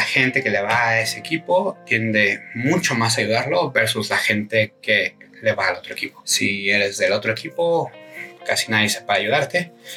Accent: Mexico; Como mexicanos

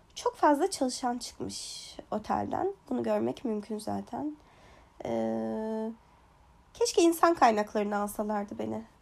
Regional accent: Kurdistan, Turkey; moved away as an adult; now in Ireland; aslen Kürdüm e, ve Kürtçe müzik e, Türkiye'deyken yani mesela ergenliğimde

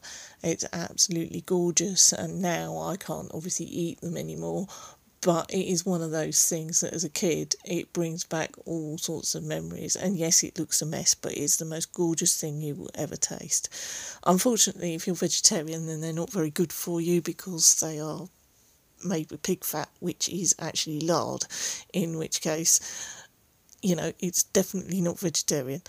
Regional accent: Berkshire, South East England, United Kingdom; I actually live in Berkshire. I was born in Berkshire.

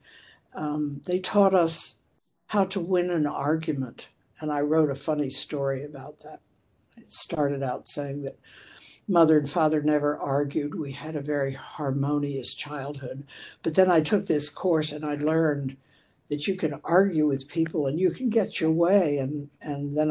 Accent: Baltimore, Maryland, United States; I grew up in Baltimore

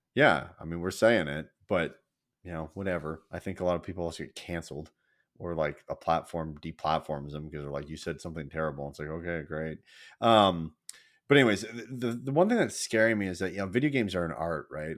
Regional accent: United States; I'm American

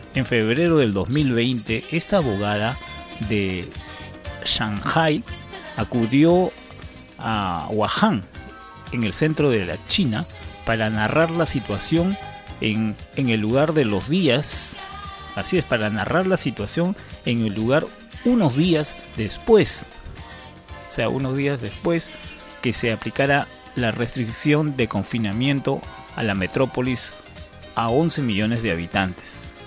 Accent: Peru

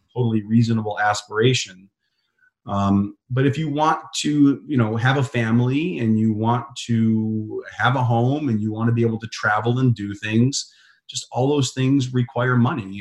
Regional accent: Chicago, Illinois, United States; I grew up in Chicago

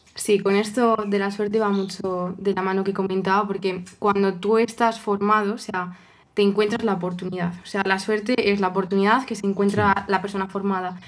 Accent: Toledo, Castilla-La Mancha, Spain; yo soy de Toledo, soy toledana

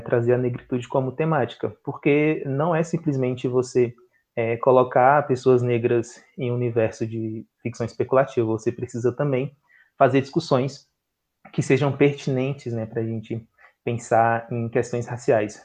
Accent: Brasília, Federal District, Brazil; Eu sou daqui de Brasília

